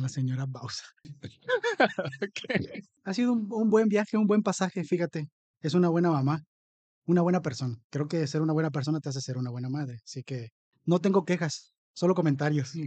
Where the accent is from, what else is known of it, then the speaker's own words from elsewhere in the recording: Papantla, Veracruz, Mexico; yo también soy de Papantla